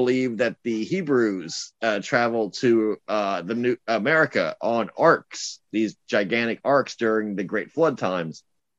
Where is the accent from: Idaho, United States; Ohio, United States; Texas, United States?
Texas, United States; Corpus Christi; I live in Corpus Christi, Texas, which is on the Gulf of Mexico.